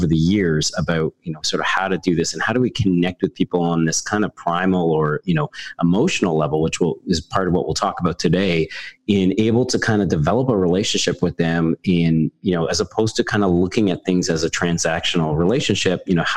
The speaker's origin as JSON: {"language": "English", "country": "Canada", "said": "I'm a Canadian carpenter turned project manager"}